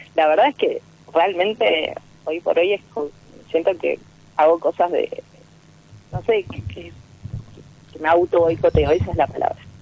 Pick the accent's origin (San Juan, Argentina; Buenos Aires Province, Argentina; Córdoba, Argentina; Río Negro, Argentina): Río Negro, Argentina; Bariloche; De Bariloche.